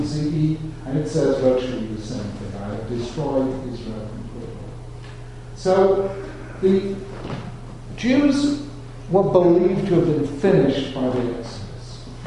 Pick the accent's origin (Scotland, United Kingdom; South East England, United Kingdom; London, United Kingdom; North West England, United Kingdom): London, United Kingdom; I and my brothers growing up in London, in a really non-Jewish world